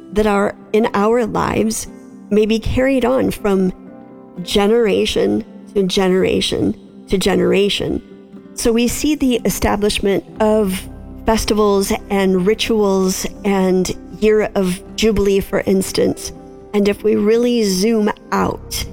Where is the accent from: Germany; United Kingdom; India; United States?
United States; the North; now in Middle Tennessee, United States; we live in Middle Tennessee, and I've learned in the South that the culture is just very different than what it was growing up in the North